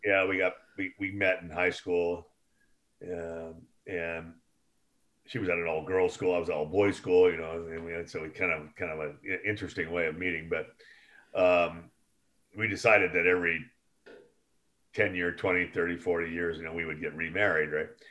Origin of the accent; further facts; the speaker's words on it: Oakland, California, United States; I grew up in Oakland, California